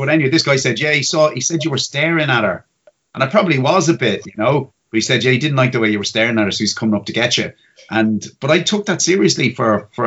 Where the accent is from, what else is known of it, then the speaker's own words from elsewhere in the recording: Dublin, Leinster, Ireland; growing up in Cromlech Fields